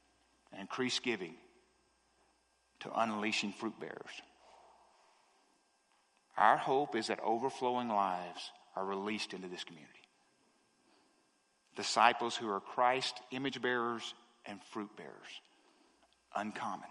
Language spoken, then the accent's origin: English; the South, United States; I'm from the South